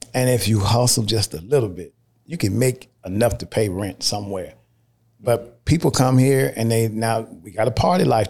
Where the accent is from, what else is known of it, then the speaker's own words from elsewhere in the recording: Mississippi, United States; also born or lived in Chicago; now in Atlanta, United States; I was born in Mississippi, but I moved here from Chicago, been in Chicago for twenty years